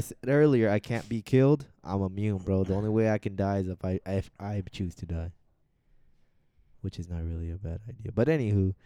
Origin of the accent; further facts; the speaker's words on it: Arizona, United States; we're from Arizona.